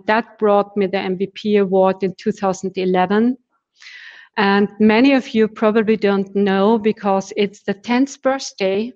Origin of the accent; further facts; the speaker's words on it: Austria; also born or lived in Vienna, Austria; I'm living in Vienna, which is in Austria